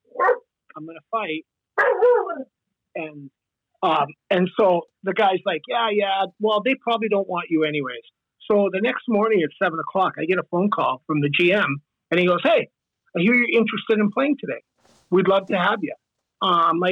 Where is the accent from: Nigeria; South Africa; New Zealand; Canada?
Canada; Saskatchewan; moved away; I'm like the rural guy. I grew up in Saskatchewan